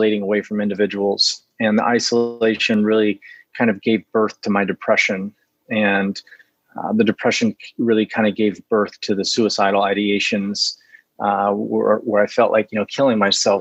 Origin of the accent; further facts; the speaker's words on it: Fresno, California, United States; I grew up in California, Central Valley, California, Fresno